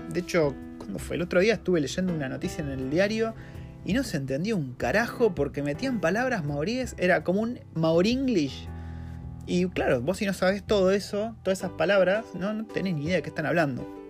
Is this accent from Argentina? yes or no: yes; Argentina; moved away as an adult; now in New Zealand; vivir en Nueva Zelanda siendo un argentino